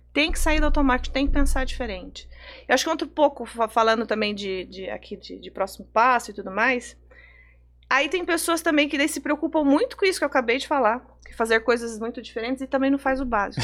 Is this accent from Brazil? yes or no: yes; Sorocaba, São Paulo, Brazil; moved away as an adult; now in São Paulo, Brazil; a gente é de Sorocaba, né, do interior de São Paulo